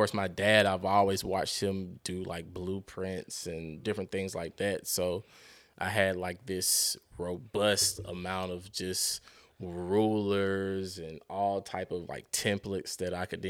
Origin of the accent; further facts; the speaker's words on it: Decatur, Georgia, United States; The only time I would ever say, hey, I'm from Atlanta, and it's very loosely, as if I'm out of town